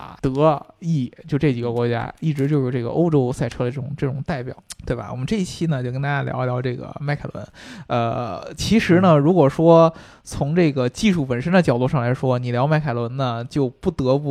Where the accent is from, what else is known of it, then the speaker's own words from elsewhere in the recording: United Kingdom; 就不止我们英国人，像法拉利啊什么的